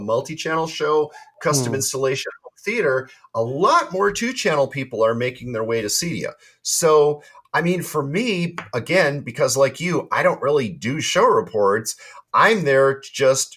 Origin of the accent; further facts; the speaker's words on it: United States; as an American